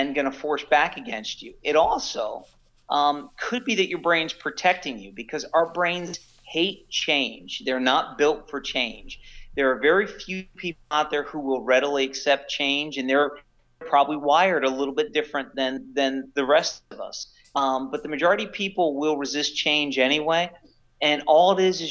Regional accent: Philadelphia, Pennsylvania, United States; I'm from the Philadelphia area

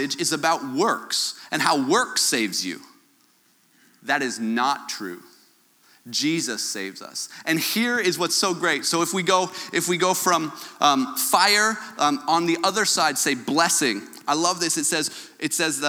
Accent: Canada; my Canadian self

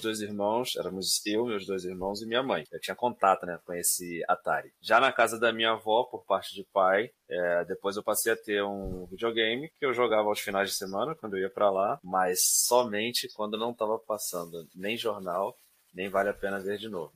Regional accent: Duque de Caxias, Rio de Janeiro, Brazil; nasci em Duque de Caxias, no Rio de Janeiro

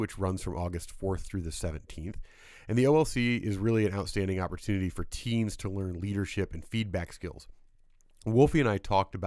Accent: Indiana, United States; I'm from Indiana

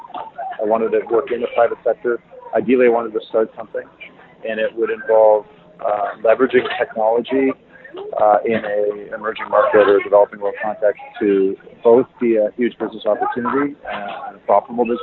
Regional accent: Toronto, Ontario, Canada; now in Kenya; I'm from Toronto originally

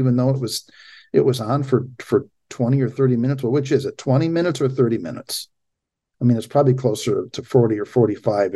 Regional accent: United States; As American citizens

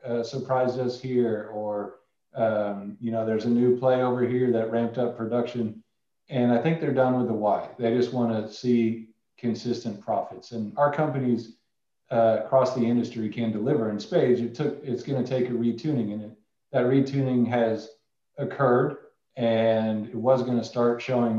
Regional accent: Indiana, United States; moved away; I grew up in Indiana in a small oil field

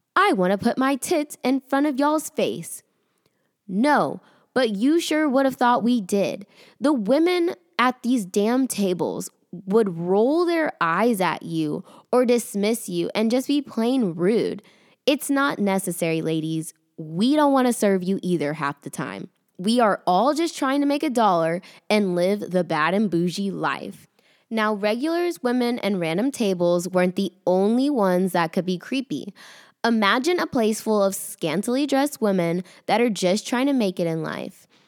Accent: the South, United States; accent: Southern; my Southern accent

